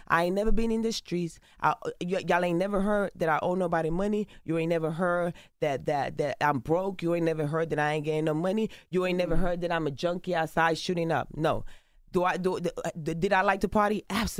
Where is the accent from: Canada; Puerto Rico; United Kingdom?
Puerto Rico; Carolina; I grew up in Puerto Rico. I grew up in Carolina, in Las Esmeraldas, en el Caserío. I grew up in the ghetto, in the hood, in the trenches.